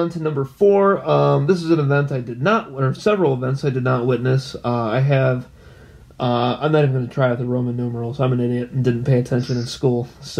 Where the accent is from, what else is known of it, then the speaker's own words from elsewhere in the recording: California, United States; born there; honestly, I was born in California, so I kind of used that to kind of justify, you know, why aren't you a Lions fan?